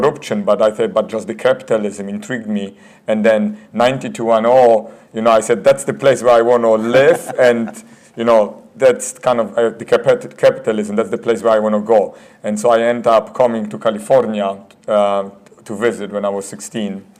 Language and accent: English; Poland; moved away; I was born in Poland. I grew up in Poland while it was still communism.